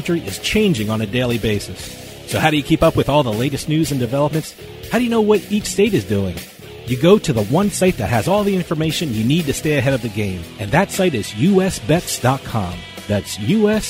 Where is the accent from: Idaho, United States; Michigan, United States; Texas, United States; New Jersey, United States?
New Jersey, United States; born or raised there